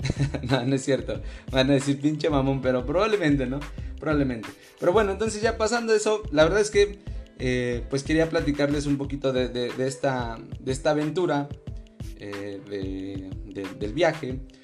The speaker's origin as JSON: {"language": "Spanish", "country": "Mexico", "said": "yo no quiero ser español mm, y no quiero dejar de ser mexicano."}